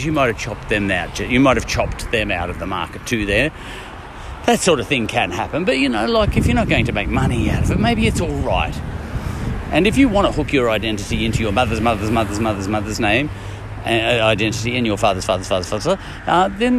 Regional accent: Ireland; I'm an Irishman

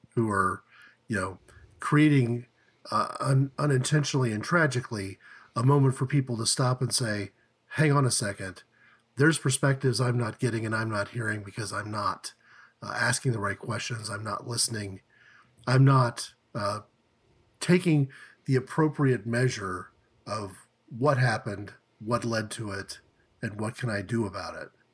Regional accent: Tulsa, Oklahoma, United States; we grew up in Tulsa, Oklahoma, we went to school there from kindergarten through, you know, college

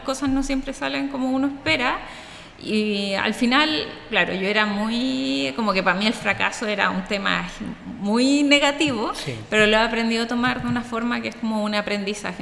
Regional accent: Santiago, Santiago Metropolitan Region, Chile; somos de Santiago de Chile

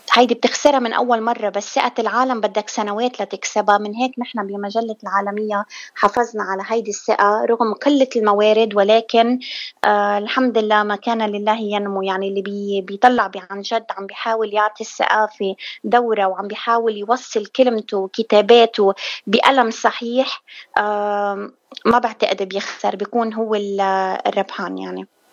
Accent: South Lebanon, Lebanon; now in Michigan, United States; أنا من الجنوب جنوبية من الجنوب من لبنان

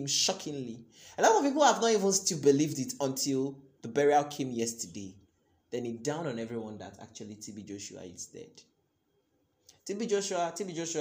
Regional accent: Nigeria; life as a Nigerian undergraduate in Nigerian public university

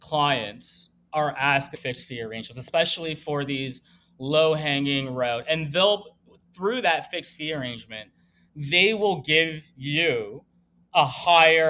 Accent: Canada; now in Miami, United States; we're Canadian

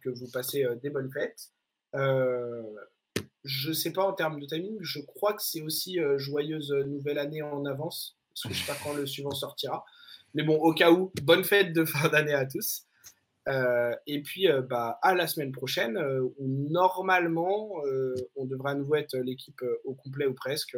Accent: France; en tant que Français

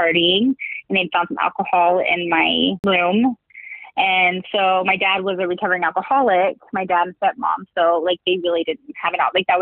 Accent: Ohio, United States; I grew up in Ohio.

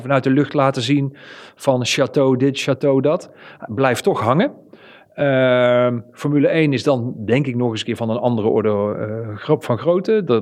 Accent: Netherlands; Wij als Nederlanders

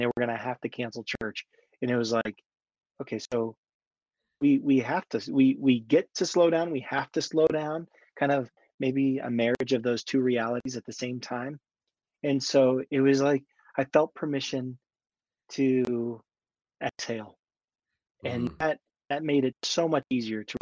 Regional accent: Northern Virginia, United States; moved away as an adult; now in Colorado, United States; We draw heavily from the DC culture in Northern Virginia

